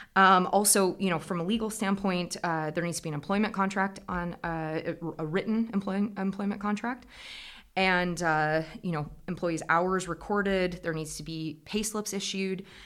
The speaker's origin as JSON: {"language": "English", "region": "Iowa", "country": "United States", "tie": "born or raised there", "also_born_or_lived": "Scotland", "moved": "as an adult", "said": "As you can probably hear from the accent, I'm originally from Iowa in the United States. Um, I come from a tillage farm"}